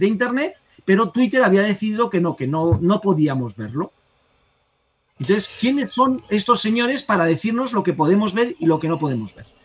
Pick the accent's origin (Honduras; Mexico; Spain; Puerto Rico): Spain